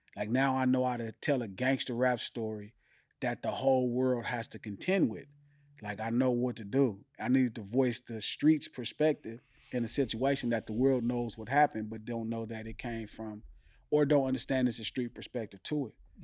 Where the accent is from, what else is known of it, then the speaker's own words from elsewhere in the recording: Compton, California, United States; also born or lived in Watts, Los Angeles; Born and raised Compton